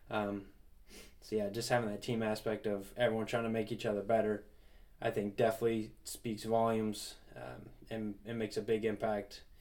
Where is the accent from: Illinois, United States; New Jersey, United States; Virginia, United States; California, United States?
New Jersey, United States; up in New Jersey, we didn't have any like bands or anything like